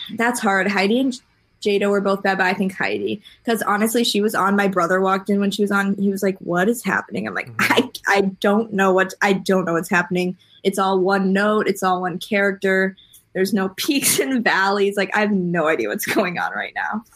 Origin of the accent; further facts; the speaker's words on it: Wisconsin, United States; I'm from Wisconsin